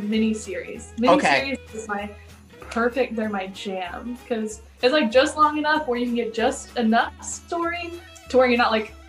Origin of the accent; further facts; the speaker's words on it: Texas, United States; now in Chicago, United States; It was a little brief stop in my overall story, but I started in Texas.